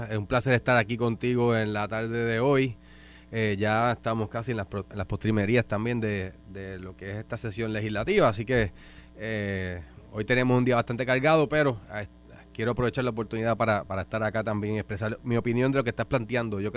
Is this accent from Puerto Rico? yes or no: yes; Aguada, Puerto Rico; Yo sí, yo soy de Aguada